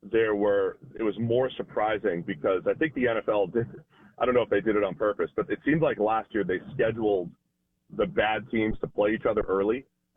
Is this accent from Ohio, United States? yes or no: yes; Cincinnati, Ohio, United States; my hometown of Cincinnati.